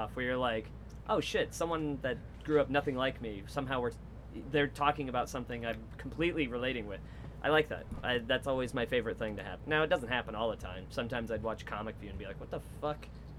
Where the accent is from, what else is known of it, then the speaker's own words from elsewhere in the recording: Wichita, Kansas, United States; now in Chicago, United States; as a seventh grader growing up in Wichita, Kansas.